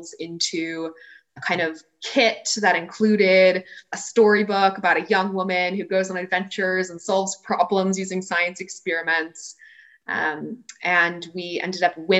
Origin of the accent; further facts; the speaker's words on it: Washington, District of Columbia, United States; moved away as an adult; also born or lived in Connecticut; now in Charlottesville, United States; So I was born and raised in Washington, D.C.